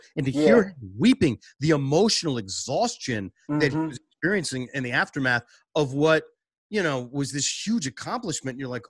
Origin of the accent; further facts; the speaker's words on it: Boston, Massachusetts, United States; moved away as an adult; now in Washington, D.C., United States; I'm a Boston guy.